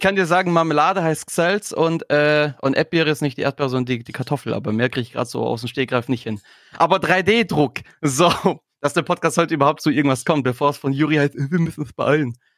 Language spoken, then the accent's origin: German; Swabia, Germany; als Schwabe